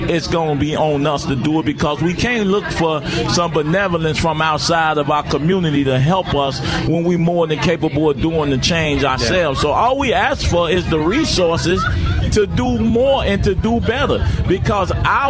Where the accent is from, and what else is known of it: Inglewood, California, United States